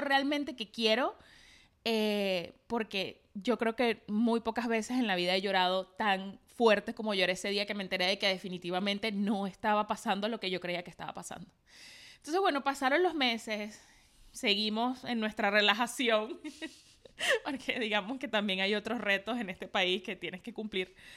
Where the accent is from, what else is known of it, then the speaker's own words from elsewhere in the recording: Maracay, Aragua, Venezuela; los diseñadores me llamaban en Maracay, yo soy de Maracay